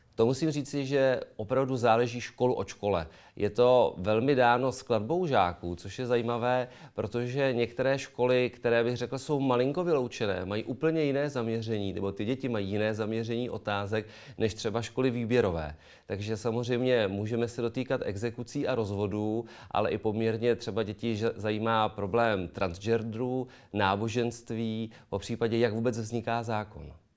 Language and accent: Czech; Karlovy Vary, Karlovy Vary Region, Czechia; u nás v Karlových Varech